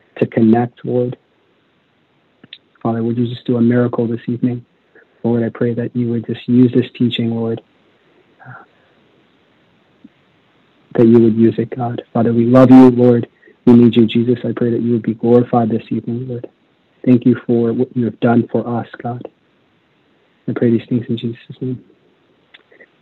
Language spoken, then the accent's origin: English; Las Vegas, Nevada, United States; I was raised in Las Vegas, Nevada